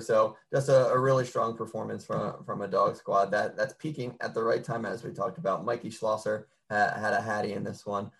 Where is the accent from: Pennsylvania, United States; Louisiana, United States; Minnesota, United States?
Pennsylvania, United States; Delco; I'm from Delco, so right, right on the oh. other side of the bridge from you.